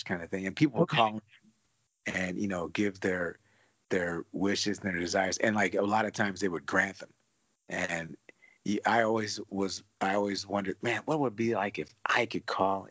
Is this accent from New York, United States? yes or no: no; Detroit, Michigan, United States; now in California, United States; growing up in Detroit